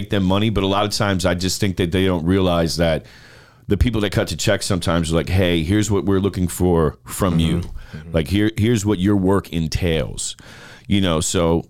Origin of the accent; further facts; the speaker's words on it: New York, United States; now in Tampa, United States; I'm a New Yorker